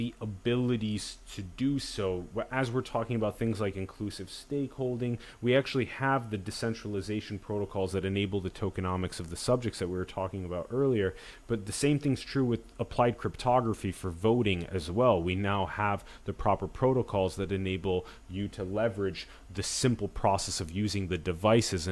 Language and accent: English; South Dakota, United States; I'm from South Dakota